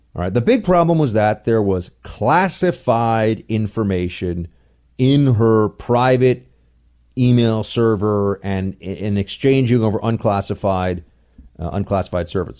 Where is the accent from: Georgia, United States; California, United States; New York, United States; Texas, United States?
New York, United States; New York City; I'm a New Yorker